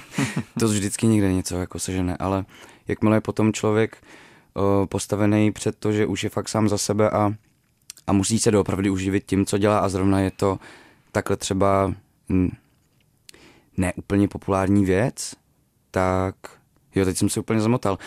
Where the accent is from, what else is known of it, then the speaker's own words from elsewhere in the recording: Děčín, Ústí nad Labem Region, Czechia; moved away; tím prostředím, z kterého pocházím, jako z, z Děčína, prostě z malého města v Sudetech. neměli jsme peníze, když, když jsem byl malej